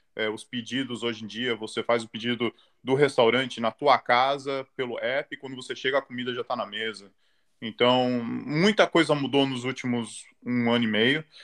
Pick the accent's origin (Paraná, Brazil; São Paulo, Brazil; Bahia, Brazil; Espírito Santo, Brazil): São Paulo, Brazil; moved away as an adult; now in Australia; sou de São Paulo, sou ali da Zona Norte, Casa Verde.